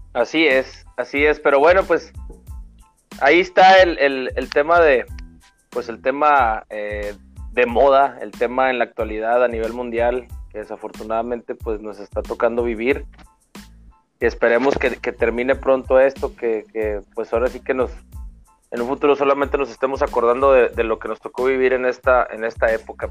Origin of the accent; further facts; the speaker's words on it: Mexico; como mexicano